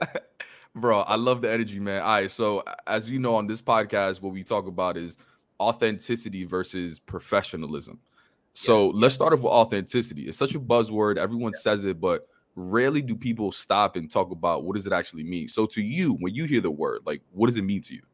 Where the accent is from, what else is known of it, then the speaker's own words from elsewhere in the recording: New York, United States; I grew up in New York